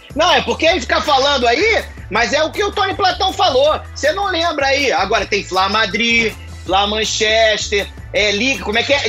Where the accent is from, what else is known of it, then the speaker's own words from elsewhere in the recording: Rio de Janeiro, Brazil; eu sou carioca. Sou carioca suburbana